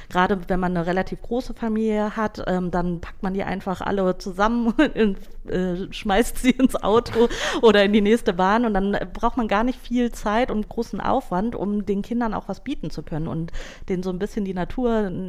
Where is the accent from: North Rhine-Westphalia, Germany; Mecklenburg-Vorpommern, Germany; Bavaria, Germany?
North Rhine-Westphalia, Germany; Ratingen; ich komme ursprünglich aus Rating und Rating liegt gar nicht so weit weg von Mülheim an der Ruhr.